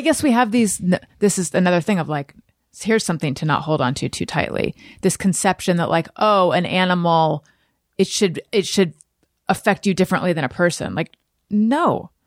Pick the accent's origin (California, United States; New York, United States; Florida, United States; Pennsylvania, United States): California, United States; Northern; I was born in Northern California